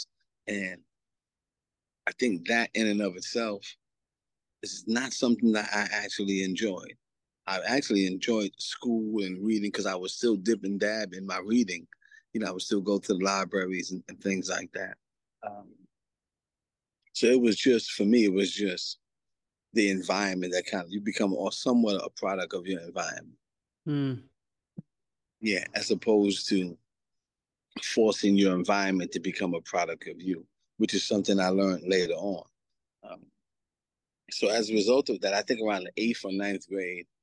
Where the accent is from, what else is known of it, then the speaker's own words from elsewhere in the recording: New York City, New York, United States; also born or lived in Antigua; Growing up in New York City. Coming of age in Queens, New York in 1983, 84